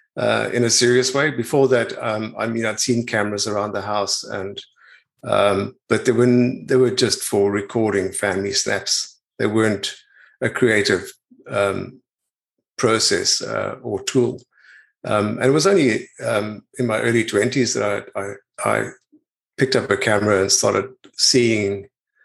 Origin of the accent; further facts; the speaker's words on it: Pretoria, Gauteng, South Africa; moved away as an adult; now in New Zealand; I was born in Pretoria and in South Africa in this in 1960